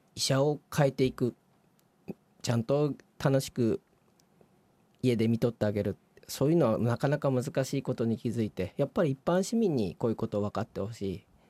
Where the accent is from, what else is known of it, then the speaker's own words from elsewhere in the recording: Gunma, Japan; 地元の群馬